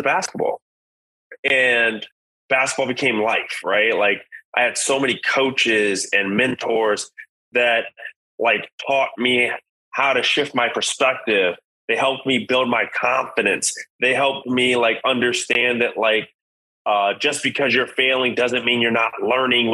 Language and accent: English; Los Angeles, California, United States; I'm originally from South Central Los Angeles. Born and raised, single mom